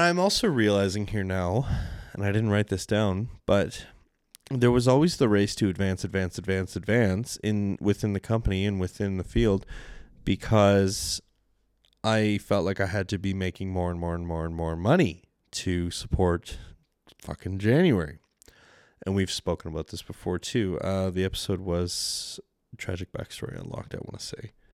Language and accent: English; Canada; accent: Canadian; my poor Canadian accent